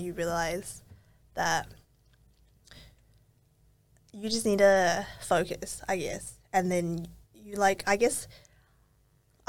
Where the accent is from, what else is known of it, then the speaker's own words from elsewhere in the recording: Auckland, New Zealand; moved away as an adult; now in Melbourne, Australia; growing up in New Zealand and then also now moving to Melbourne